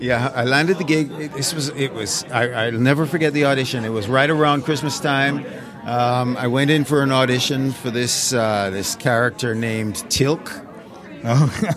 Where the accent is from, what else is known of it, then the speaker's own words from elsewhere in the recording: Jamaica; moved away; also born or lived in England; grew up in Jamaica and I was a child who um, voraciously devoured National Geographic